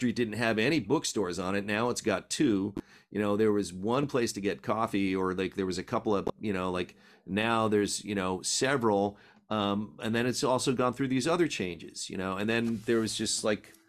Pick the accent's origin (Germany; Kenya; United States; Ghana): United States; New York City, New York; also born or lived in Philadelphia; now in San Francisco, United States; I was born in Brooklyn, New York.